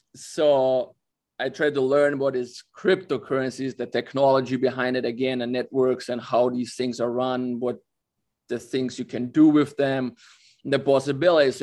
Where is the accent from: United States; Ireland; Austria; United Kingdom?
Austria; born or raised there